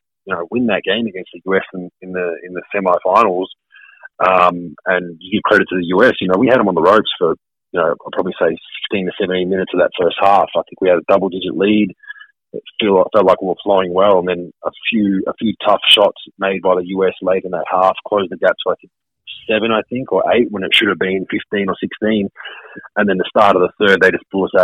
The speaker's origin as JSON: {"language": "English", "town": "Melbourne", "region": "Victoria", "country": "Australia", "tie": "born or raised there", "said": "My hometown of Melbourne, Australia"}